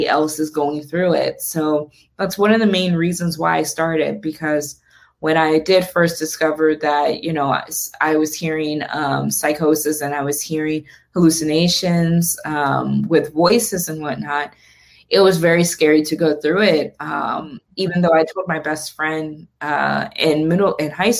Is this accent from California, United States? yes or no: no; Toledo, Ohio, United States; also born or lived in Columbus, Ohio; we moved to Columbus from Toledo